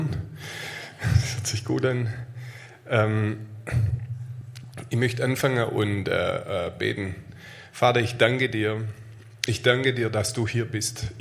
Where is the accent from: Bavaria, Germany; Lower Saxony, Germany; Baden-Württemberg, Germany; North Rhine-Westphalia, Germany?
Baden-Württemberg, Germany; Aalen; ich komme aus Aalen.